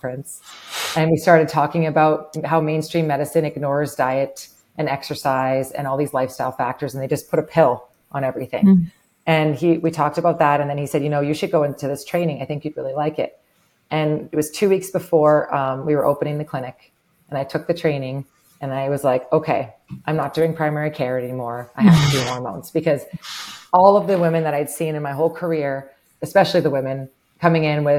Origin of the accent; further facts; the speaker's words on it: Winnipeg, Manitoba, Canada; now in Grand Forks, United States; I was born and raised in Winnipeg, Canada.